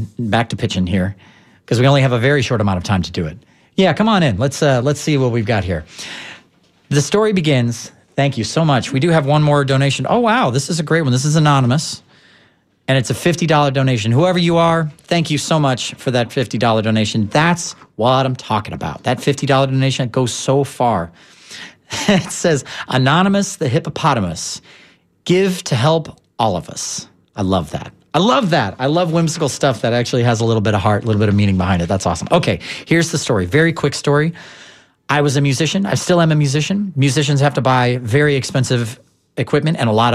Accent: St. Louis, Missouri, United States; now in Tampa Bay, United States; I'm from St. Louis originally

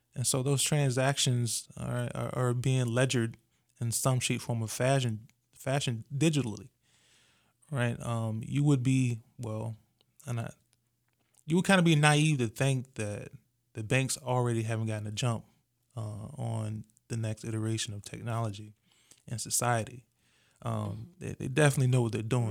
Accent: Virginia Beach, Virginia, United States; I'm originally from Virginia Beach, Virginia

